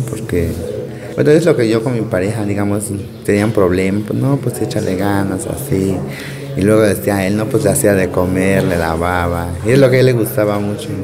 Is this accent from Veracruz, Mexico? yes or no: yes; Playa Vicente, Veracruz, Mexico; Soy de Playa Vicente, Veracruz